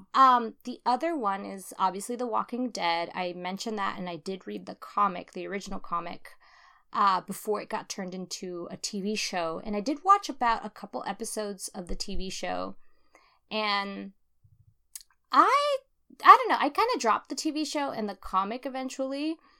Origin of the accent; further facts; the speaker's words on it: California, United States; as a Californian